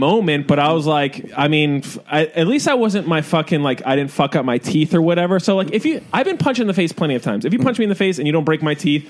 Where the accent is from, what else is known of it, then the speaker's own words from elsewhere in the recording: Philadelphia, Pennsylvania, United States; now in New York City, United States; Philadelphia. I mean, from suburbs of Philadelphia.